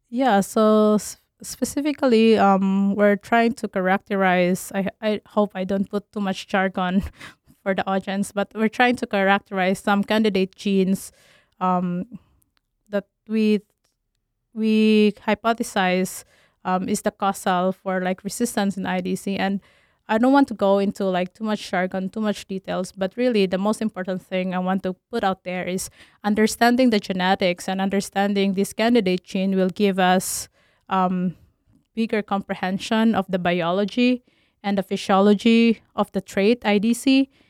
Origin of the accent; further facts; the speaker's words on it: Philippines; moved away as an adult; also born or lived in Tennessee, United States; now in Minnesota, United States; I'm originally from Philippines